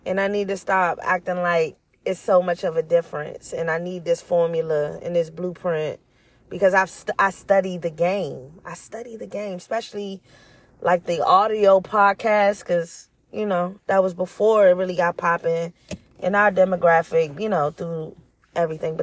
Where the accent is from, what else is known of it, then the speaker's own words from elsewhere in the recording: Washington, District of Columbia, United States; I was born in Washington, D.C.